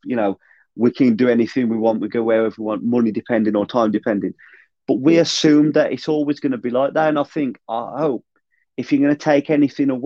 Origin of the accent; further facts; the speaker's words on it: United Kingdom; as British